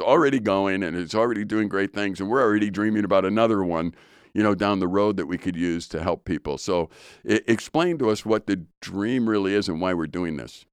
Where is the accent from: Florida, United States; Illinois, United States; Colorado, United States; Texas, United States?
Illinois, United States; Chicago; I'm from Chicago, so we called it pop